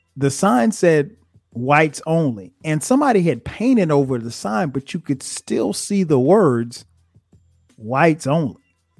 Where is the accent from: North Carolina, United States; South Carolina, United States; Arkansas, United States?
South Carolina, United States; Florence; moved away as an adult; also born or lived in New Jersey / Orangeburg, South Carolina; now in Atlanta, United States; growing up in Florence